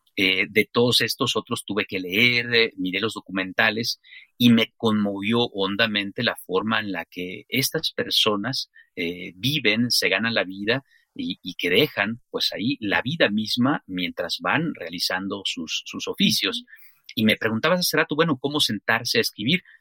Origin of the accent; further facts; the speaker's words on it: Chiapas, Mexico; moved away as an adult; also born or lived in Mexico City; de mi propia experiencia como chiapaneco, como mexicano, que pues migré a, la Ciudad de México durante muchos años